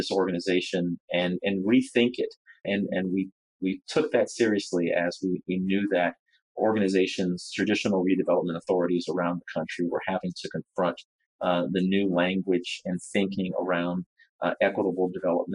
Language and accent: English; Baton Rouge, Louisiana, United States; also born or lived in Washington, D.C.; to Louisiana, to my hometown of Baton Rouge